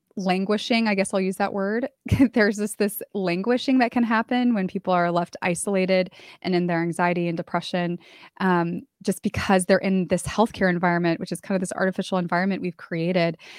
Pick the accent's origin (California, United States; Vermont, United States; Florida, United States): California, United States; moved away as an adult; now in San Antonio, United States; I moved from my hometown in California to San Antonio, Texas, where I live now